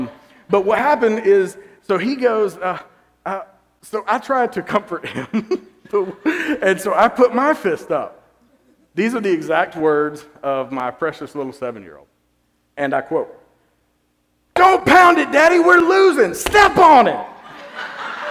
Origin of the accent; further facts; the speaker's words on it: Georgia, United States; I grew up in Georgia.